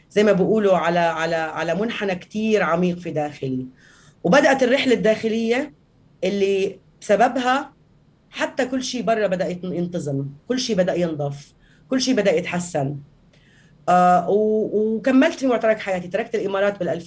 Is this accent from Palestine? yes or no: yes; Palestine; انا فلسطينيه